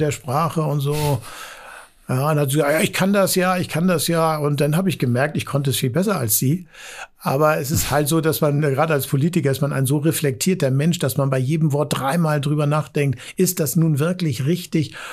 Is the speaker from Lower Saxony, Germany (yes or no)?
no; Hamburg, Germany; als Hamburger